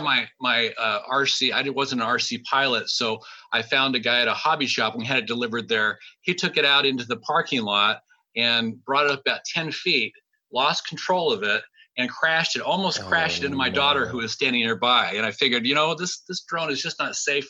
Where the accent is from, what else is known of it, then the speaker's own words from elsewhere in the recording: Sacramento, California, United States; I'm from Sacramento